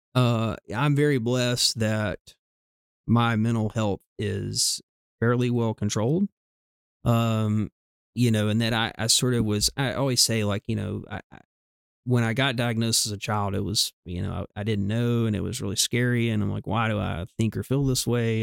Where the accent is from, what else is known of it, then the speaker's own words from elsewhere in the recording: the South, United States; we grew up in the South